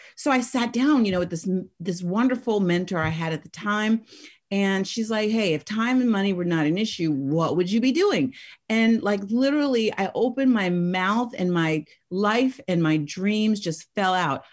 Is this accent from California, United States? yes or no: yes; Oakland, California, United States; I was raised in the Oakland Hills